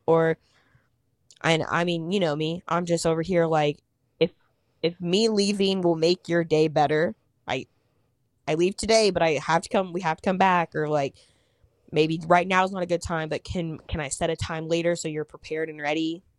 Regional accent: Kansas, United States; moved away as an adult; also born or lived in Wichita; now in Indianapolis, United States; I live in Indianapolis, I'm from Kansas

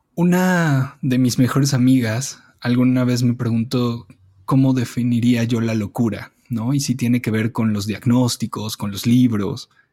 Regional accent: Mexico City, Mexico; Yo crecí en la Condesa, desde, mm, desde que nací, nací en la colonia Condesa

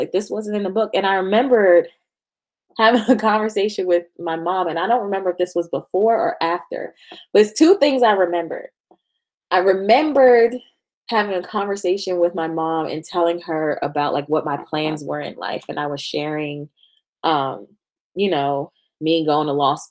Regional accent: New York, United States; we're from New York

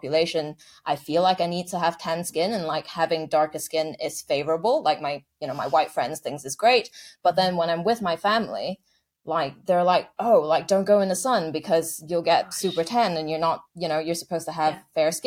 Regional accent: Malaysia; now in United Kingdom; I'm from Malaysia.

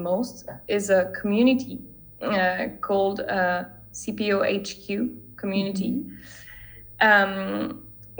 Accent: France; my home country, which is France

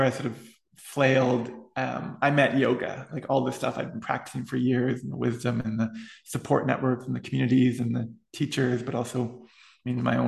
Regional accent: Ottawa, Ontario, Canada; I went to Catholic school all the way through high school, public Catholic school in Ottawa

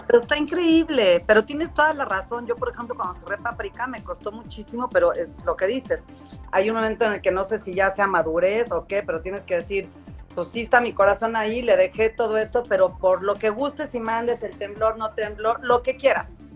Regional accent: Mexico; moved away as an adult; also born or lived in New York / Washington; estoy en Nueva York y vivo en Washington y regreso a México

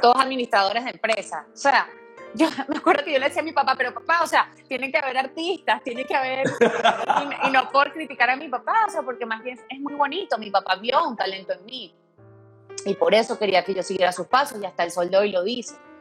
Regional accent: Venezuela; moved away

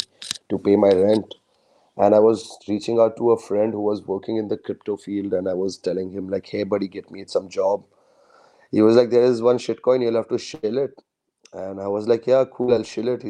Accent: India; I'm a Indian

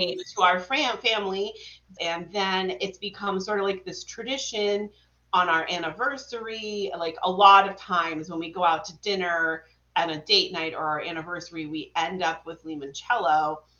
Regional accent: Vermont, United States; I'm from Vermont

